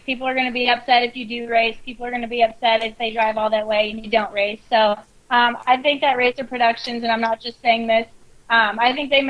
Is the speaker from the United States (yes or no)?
yes; West Virginia, United States; Hey, I think we're from West Virginia. We can say it however we want.